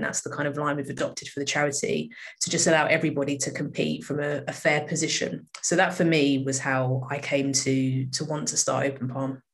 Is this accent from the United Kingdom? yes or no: yes; United Kingdom; I grew up here. This is uh, all I've known, really.